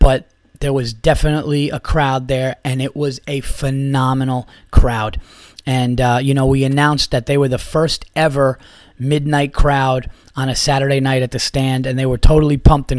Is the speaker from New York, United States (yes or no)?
yes; Yonkers, New York, United States; I was born in Yonkers, New York, guys. I was born in St. John's Riverside Hospital in Yonkers, New York